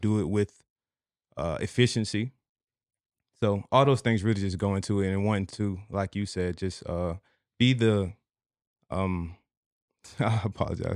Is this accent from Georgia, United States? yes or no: yes; Savannah, Georgia, United States; moved away as an adult; also born or lived in Seattle; now in Houston, United States; I'm from Savannah, Georgia. Uh, uh, when I was twenty years old, I joined the military